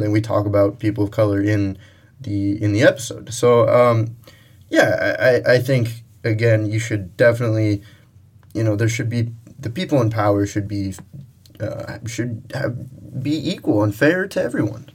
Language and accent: English; United States; we grew up in America